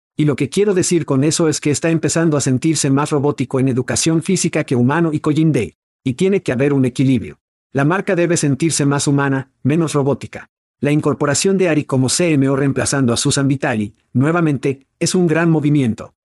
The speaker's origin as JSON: {"language": "Spanish", "country": "United States", "moved": "yes", "lives_now": "Portugal", "said": "Somos dos muchachos de los EU. Estás en Suecia y yo estoy en Portugal"}